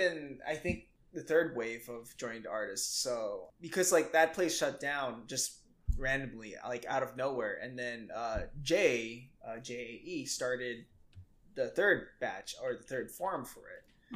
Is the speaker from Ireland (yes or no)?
no; Indonesia; moved away; I grew up in Indonesia, mm-hmm. and I grew up in just a pretty small town